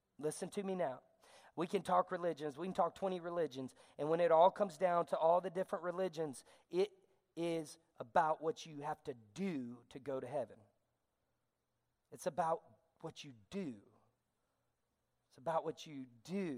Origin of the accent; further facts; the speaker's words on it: the South, United States; I'm a Southerner, but I'm going to talk fast like a Yankee